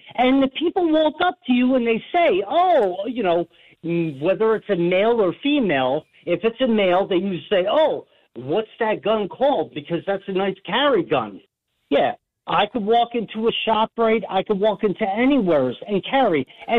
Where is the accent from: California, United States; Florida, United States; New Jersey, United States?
New Jersey, United States; now in Easton, Pennsylvania, United States; I was originated from New Jersey